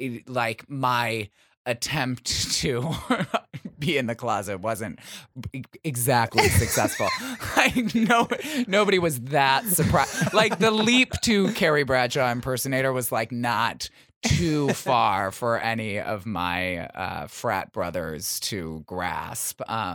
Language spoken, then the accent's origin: English; Michigan, United States; In Michigan.